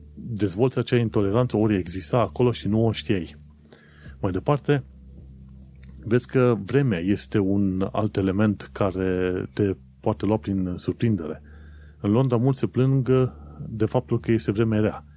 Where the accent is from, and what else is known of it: Romania; now in United Kingdom